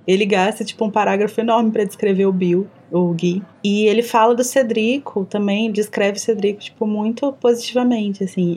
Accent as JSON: {"language": "Portuguese", "region": "Minas Gerais", "country": "Brazil", "accent": "mineiro", "said": "eu falo com sotaque mineiro super carregado"}